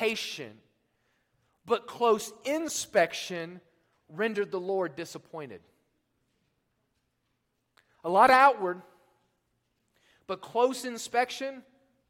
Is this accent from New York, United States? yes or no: no; Oklahoma, United States; now in Colorado, United States; Being from Oklahoma, I grew up near Lake Texoma